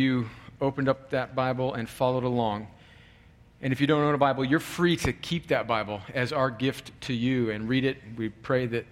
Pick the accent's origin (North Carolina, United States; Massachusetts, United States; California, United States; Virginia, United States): California, United States; moved away; my home country of California